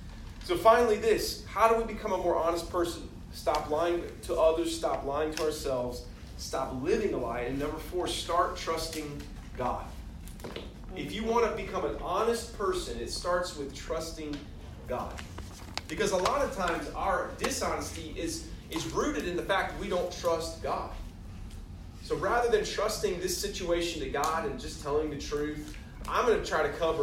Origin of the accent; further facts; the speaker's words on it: the South, United States; I grew up in the South. I'm a Christian. I'm not a Muslim or a Hindu, so I'm a Christian.